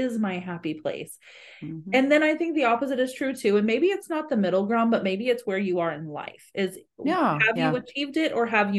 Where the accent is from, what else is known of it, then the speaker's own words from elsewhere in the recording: Brazil; moved away; And I grew up in Brazil.